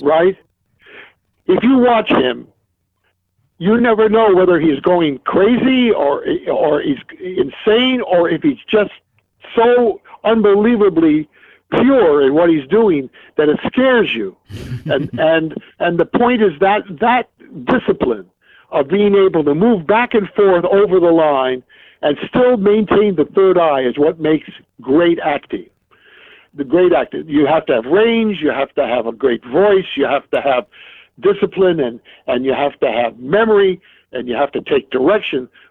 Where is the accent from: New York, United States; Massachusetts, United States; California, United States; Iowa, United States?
New York, United States; New York City; moved away as an adult; also born or lived in Marietta, Ohio / Williston, North Dakota / King Salmon, Alaska / Los Angeles; when I grew up in Brooklyn, my mother used to take me as a youngster, seven, eight years old